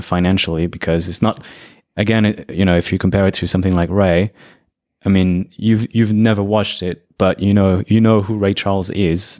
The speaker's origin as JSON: {"language": "English", "country": "Brazil", "tie": "born or raised there", "said": "I was born in Brazil"}